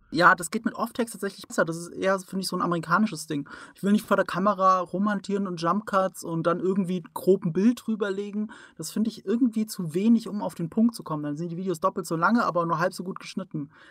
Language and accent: German; Rhineland-Palatinate, Germany; ich komme aus der Pfalz